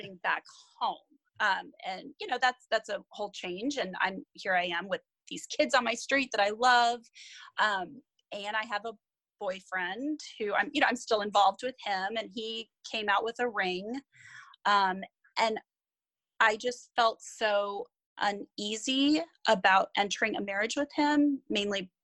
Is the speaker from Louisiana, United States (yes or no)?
no; San Diego, California, United States; moved away as an adult; I grew up in San Diego with my parents and older brother